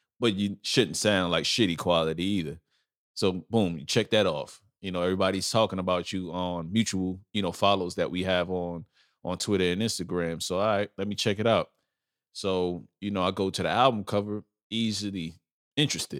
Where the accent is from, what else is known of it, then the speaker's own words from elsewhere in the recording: New York City, New York, United States; also born or lived in Bronx, New York; I'm originally from Brooklyn and Lower East Side, Manhattan. That's where I grew up, in New York